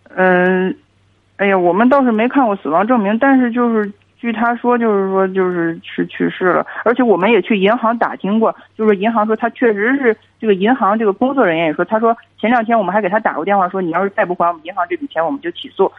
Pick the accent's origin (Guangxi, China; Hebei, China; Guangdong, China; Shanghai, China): Hebei, China; 我是河北的